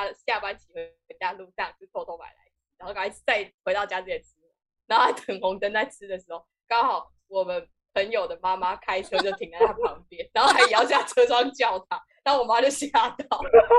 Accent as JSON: {"language": "Chinese", "region": "Kaohsiung", "country": "Taiwan", "said": "我们是高雄人，"}